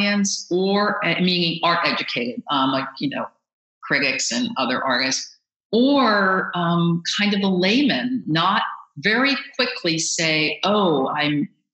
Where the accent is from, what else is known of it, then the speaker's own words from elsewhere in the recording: Baltimore, Maryland, United States; I grew up in Baltimore